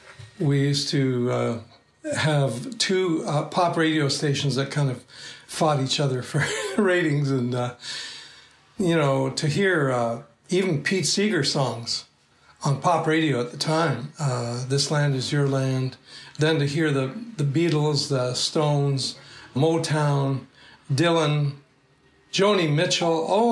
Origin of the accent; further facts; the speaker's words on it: Cairo, Cairo Governorate, Egypt; moved away; also born or lived in Toronto; I was born in Cairo, Egypt, of an Armenian family.